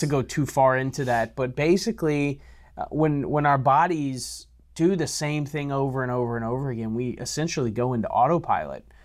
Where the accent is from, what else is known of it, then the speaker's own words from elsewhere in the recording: Louisiana, United States; I'm from Louisiana, so I have that Cajun blood